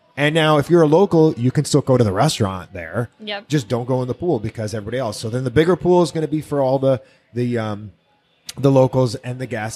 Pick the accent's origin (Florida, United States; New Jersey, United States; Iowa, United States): Florida, United States; Miami; I'm originally from Miami. Mm-hmm and Miami Beach in particular